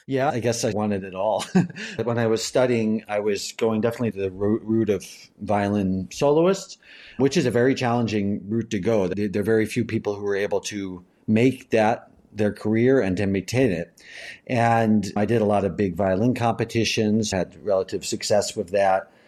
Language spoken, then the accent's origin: English; Asheville, North Carolina, United States; now in Berlin, Germany; my hometown.